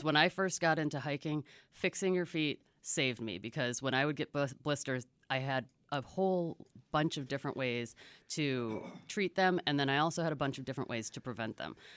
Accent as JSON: {"language": "English", "area": "Chicago suburbs", "region": "Illinois", "country": "United States", "tie": "born or raised there", "moved": "yes", "lives_now": "Marana, United States", "said": "I come from the Chicago suburbs and really could not have lived a more suburban existence growing up"}